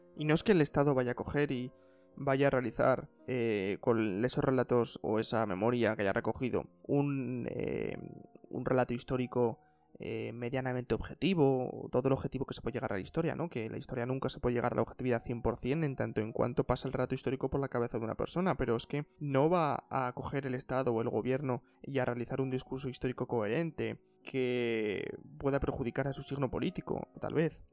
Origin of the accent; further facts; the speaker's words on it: Spain; como españoles